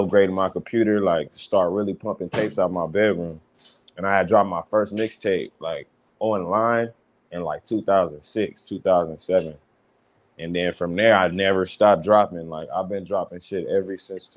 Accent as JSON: {"language": "English", "town": "Fontana", "region": "California", "country": "United States", "said": "I'm from the Fontana and shit, north side"}